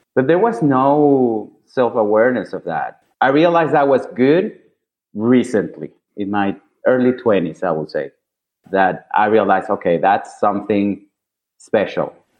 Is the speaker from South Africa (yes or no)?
no; Caracas, Capital District, Venezuela; moved away as an adult; also born or lived in Milan, Italy; now in New York City, United States; I'm originally from Caracas, Venezuela.